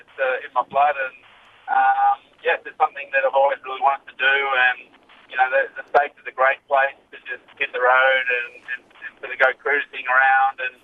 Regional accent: Melbourne, Victoria, Australia; I'm from Melbourne, actually, St Kilda.

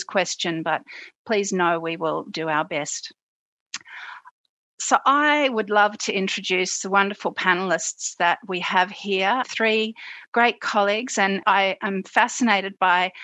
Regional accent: Australia; I'm an Australian Aboriginal woman

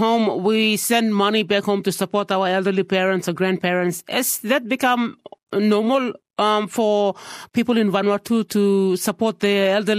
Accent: Papua New Guinea; I am from Papua New Guinea

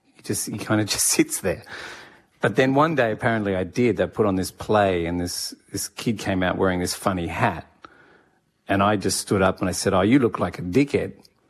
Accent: Japan; born there; also born or lived in Sydney, Australia / Singapore / Canberra, Australia; So I was born in Japan, and then we came back to Sydney for a while, and then back over to Singapore.

